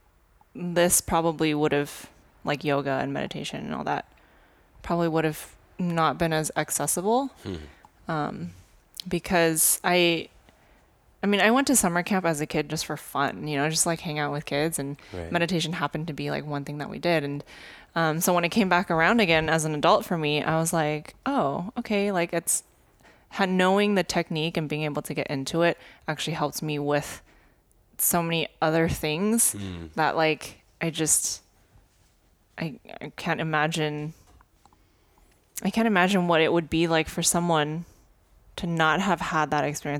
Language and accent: English; Arcadia, California, United States; I was in a predominantly Asian community in Arcadia, California. We called it Arcasia